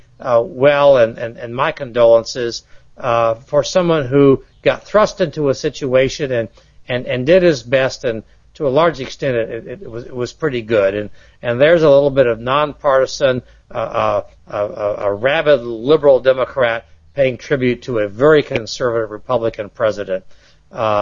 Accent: United States; myself as an American

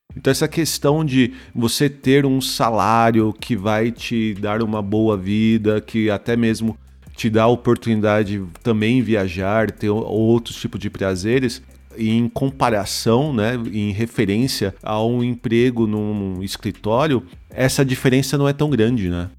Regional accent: Osasco, São Paulo, Brazil; moved away as an adult; now in Germany; E eu sou de Osasco, né? Nasci em Osasco e trabalhava também em São Paulo

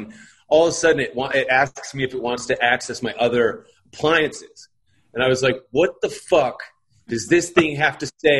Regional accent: Iowa, United States; I'm from Iowa. My dad worked for John Deere.

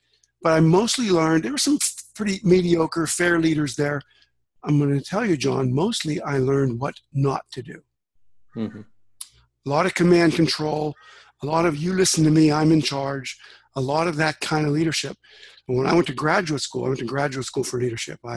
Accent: Western Pennsylvania, United States; I grew up in Western Pennsylvania in USA, Steel Town.

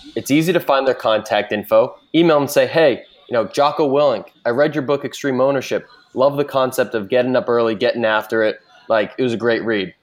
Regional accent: Boston, Massachusetts, United States; now in San Francisco, United States; I'm from the Boston area, but now in San Francisco

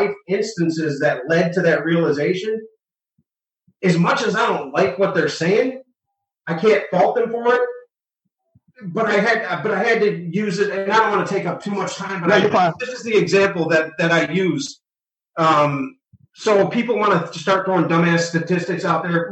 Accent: Detroit, Michigan, United States; also born or lived in Roseville, Michigan / Hazel Park, Michigan / Hollywood; I grew up in Detroit till I was about 9. Then I had about a year and a half in Roseville, then Hazel Park

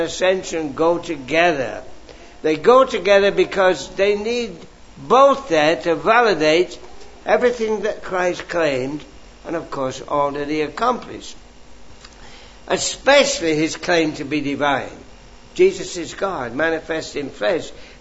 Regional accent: England, United Kingdom; I grew up in England

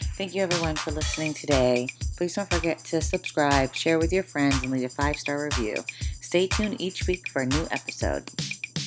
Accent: Maine, United States; in Maine, I'm from Maine

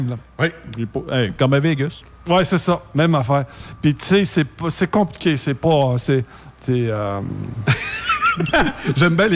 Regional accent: Canada; accent: French

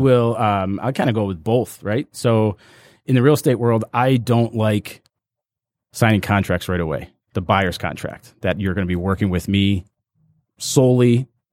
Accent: Cleveland, Ohio, United States; now in Royal Oak, United States; I actually grew up in Cleveland

